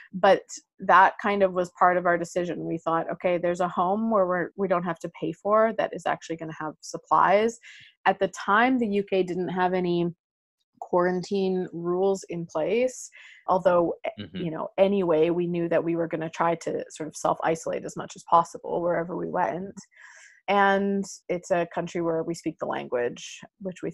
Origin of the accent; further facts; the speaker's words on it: Canada; moved away; we're from Canada, but we don't have a home there.